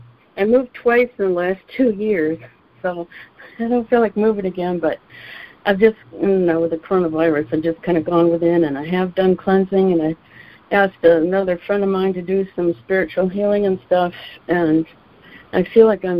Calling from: Texas, United States; I'm calling from Texas.

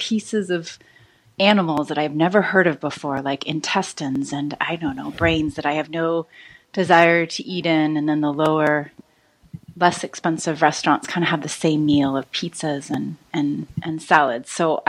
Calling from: San Francisco, California, United States; I'm calling from San Francisco, California.

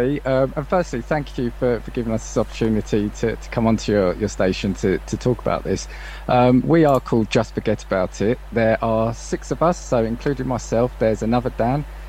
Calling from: Welwyn Garden City, East of England, United Kingdom; I am calling from Welwyn Garden City in the UK.

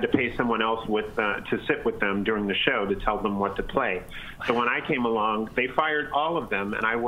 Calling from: Toronto, Ontario, Canada

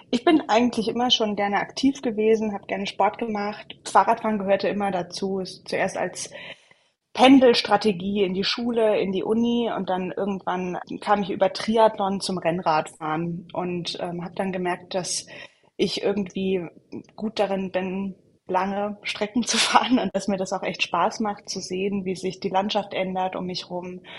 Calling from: West Lafayette, Indiana, United States; Hallo, ich bin zugeschaltet aus West Lafayette, Indiana in den USA.

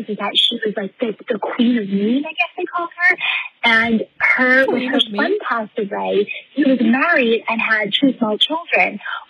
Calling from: New Jersey, United States; I'm calling from New Jersey.

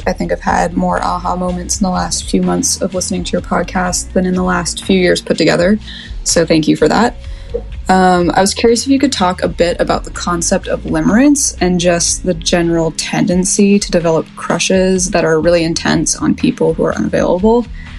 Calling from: Portland, Oregon, United States; I'm 29. I'm calling from Portland, Oregon

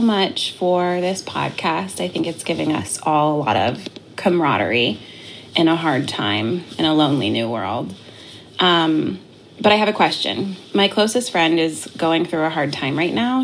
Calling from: Florida, United States; I'm calling from Florida

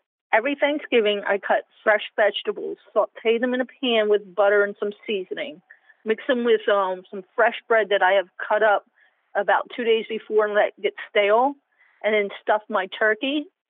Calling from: Daytona Beach, Florida, United States; Daytona Beach, Florida.

